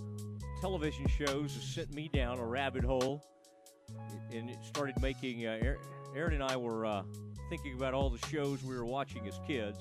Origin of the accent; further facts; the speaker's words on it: the Metroplex, Texas, United States; now in Waco, United States; growing up in the Metroplex